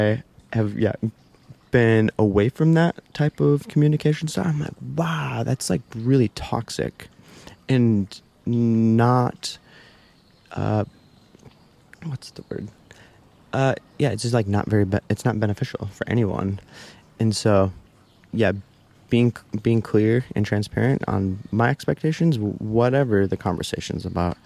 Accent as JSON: {"language": "English", "region": "Midwest", "country": "United States", "tie": "born or raised there", "moved": "yes", "said": "growing up in the Midwest"}